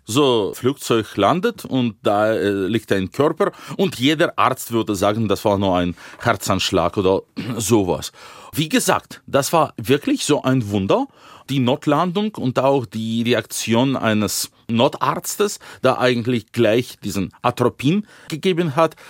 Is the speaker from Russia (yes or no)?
yes; Yekaterinburg, Sverdlovsk Oblast, Russia; German is a second language; moved away as an adult; also born or lived in Dresden; in meiner Heimatstadt Jekaterinburg